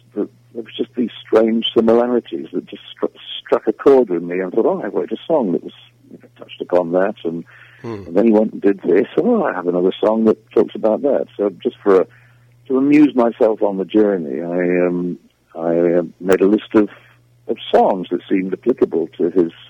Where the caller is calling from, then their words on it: South West England, United Kingdom; I'm calling you from the West Country of England, where I'm currently doing